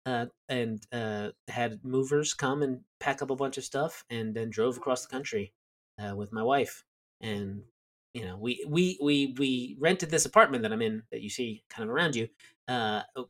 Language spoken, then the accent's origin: English; southern New Jersey, United States; moved away as an adult; also born or lived in Delaware / New York City / Connecticut / Richmond, Virginia; I was born in southern New Jersey